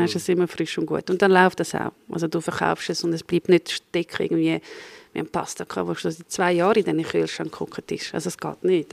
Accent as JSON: {"language": "German", "country": "Croatia"}